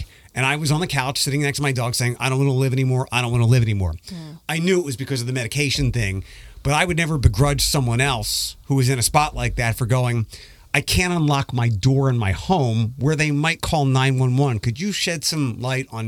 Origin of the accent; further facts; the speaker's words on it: Philadelphia, Pennsylvania, United States; moved away; I'm originally from Philadelphia